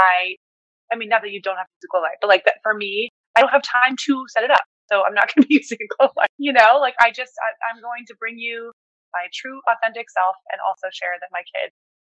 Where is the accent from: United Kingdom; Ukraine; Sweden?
Sweden; moved away; I was born in Sweden.